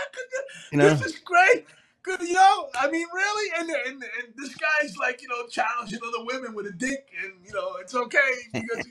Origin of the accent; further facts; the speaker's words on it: Athens, Attica, Greece; moved away; I came into this country, I immigrated from Greece, Athens, Greece, in 1971. My father came over here in 1971, worked for 6 months straight, saved money, and then had my sister, myself, and my mom fly